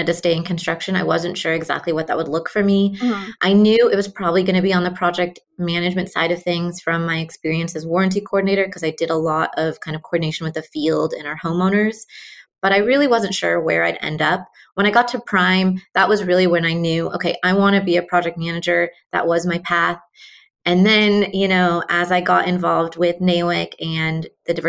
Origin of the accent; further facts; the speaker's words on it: Pacific Northwest, United States; moved away as an adult; also born or lived in New Mexico / Seattle area; I am from the Pacific Northwest, but I moved to New Mexico in 2012